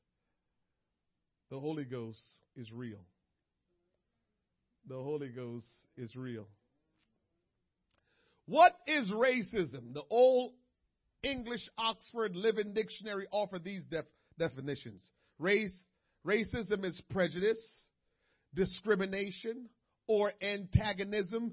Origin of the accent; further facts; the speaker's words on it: Jamaica; moved away; back home in Jamaica